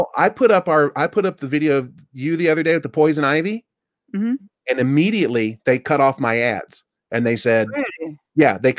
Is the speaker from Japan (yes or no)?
yes; Japan; Hi, I'm from Japan, blah, blah, blah, blah, blah, blah.